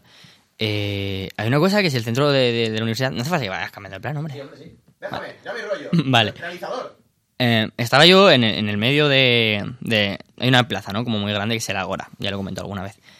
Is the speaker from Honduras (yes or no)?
no; Albacete, Castilla-La Mancha, Spain; moved away; en mi pueblo, en Albacete